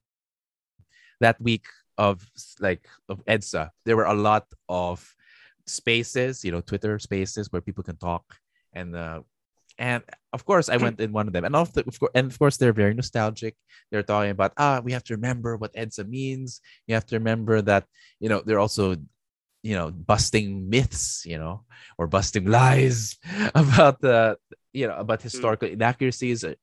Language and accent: English; Philippines; we're Filipinos, I'm like, so automatically as a Filipino citizen